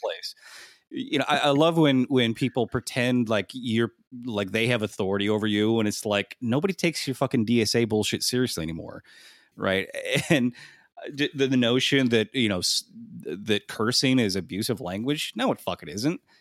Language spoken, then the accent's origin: English; Midwest, United States; I'm from the Midwest